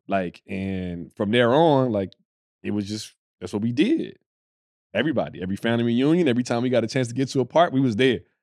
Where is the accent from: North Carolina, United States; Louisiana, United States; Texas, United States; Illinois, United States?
Texas, United States; Dallas; I'm from Dallas